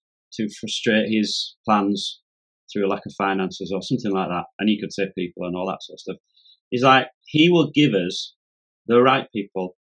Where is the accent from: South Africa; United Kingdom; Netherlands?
United Kingdom; Yorkshire and the Humber; I'm a Yorkshireman